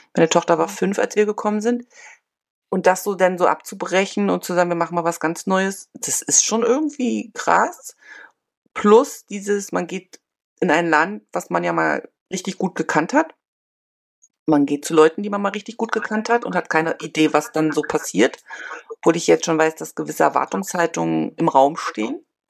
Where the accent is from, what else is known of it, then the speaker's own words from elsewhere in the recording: northern Germany coast, Germany; moved away as an adult; now in China; Ich komme ursprünglich aus der Küste, von der Küste, aber wir haben Verwandtschaft immer in Berlin gehabt